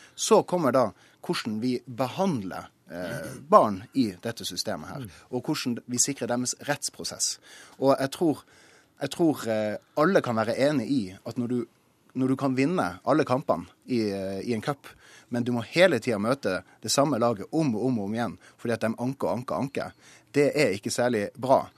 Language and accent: Norwegian; Tromsø, Troms, Norway; Jeg kommer jo fra Tromsø